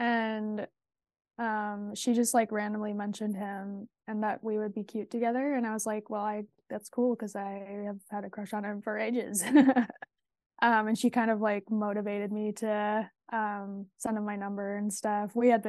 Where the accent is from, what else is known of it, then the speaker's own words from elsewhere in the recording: Madison, Wisconsin, United States; No, I'm actually from Madison, Wisconsin.